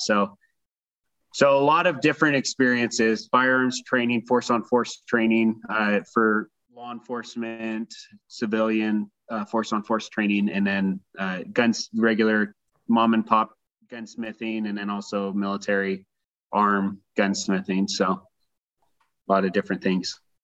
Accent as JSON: {"language": "English", "town": "Reno", "region": "Nevada", "country": "United States", "tie": "born or raised there", "said": "I grew up in Reno, Nevada"}